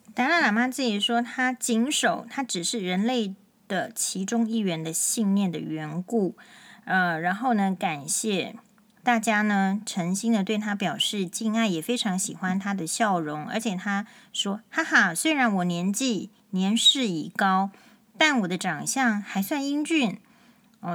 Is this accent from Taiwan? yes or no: yes; Taiwan; 但我们确实感受到，就是说在目前的这个国内台湾的情况。